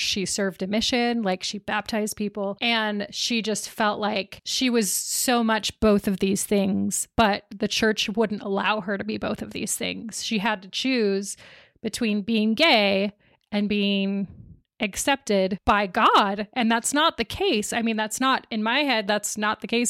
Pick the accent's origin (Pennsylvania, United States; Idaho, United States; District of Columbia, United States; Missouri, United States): Idaho, United States; Boise; born or raised there